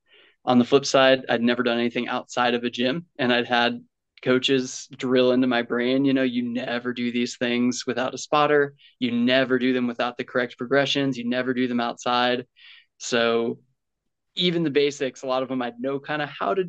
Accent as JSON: {"language": "English", "area": "Western Long Island", "region": "New York", "country": "United States", "tie": "born or raised there", "said": "I grew up on Long Island, like 5 minutes from Queens. So Western Long Island"}